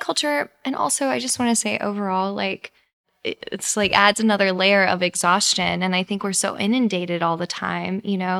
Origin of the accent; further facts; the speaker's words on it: Texas, United States; moved away as an adult; now in New York, United States; I grew up in Texas